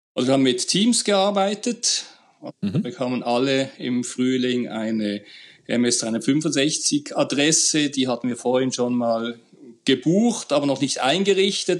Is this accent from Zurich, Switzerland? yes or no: no; Basel, Basel-Stadt, Switzerland; ich bin aus Basel, also ein richtiger Deutschschweizer